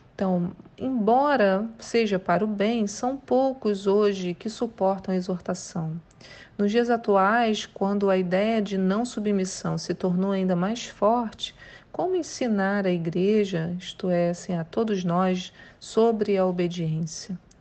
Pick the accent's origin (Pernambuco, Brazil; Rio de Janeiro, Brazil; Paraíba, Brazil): Rio de Janeiro, Brazil; São Gonçalo; Mas eu sou de São Gonçalo, né? Então não posso nem dizer que sou carioca da Gema